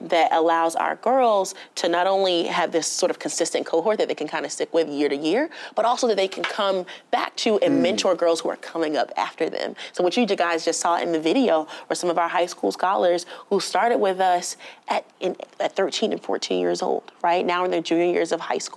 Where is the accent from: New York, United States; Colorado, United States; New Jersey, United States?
New Jersey, United States; Newark; I was born and raised in Newark